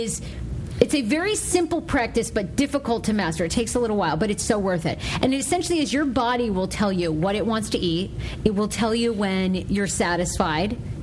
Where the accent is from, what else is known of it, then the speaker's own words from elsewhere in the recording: Maine, United States; I grew up in Maine